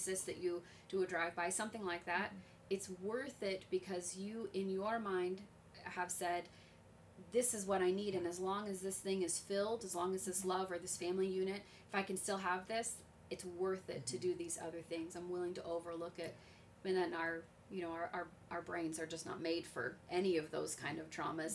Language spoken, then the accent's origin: English; Las Vegas, Nevada, United States; I was raised in Vegas where gang mentality was a huge